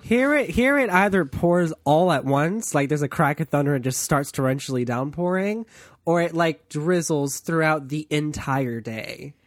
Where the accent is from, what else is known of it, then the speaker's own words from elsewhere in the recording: East Coast, United States; I'm from the East Coast